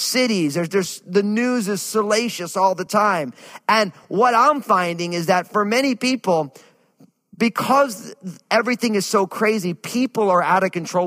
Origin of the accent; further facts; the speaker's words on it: New Jersey, United States; growing up where I grew up in New Jersey, people had no problems really expressing themselves